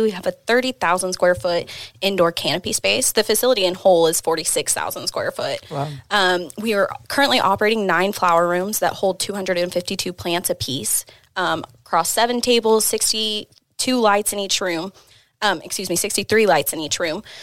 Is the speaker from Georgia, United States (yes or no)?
no; Oklahoma City, Oklahoma, United States; moved away as an adult; also born or lived in Austin, Texas; I'm originally from Oklahoma City. Had just moved back from Austin. I had about an eight-year stint out there.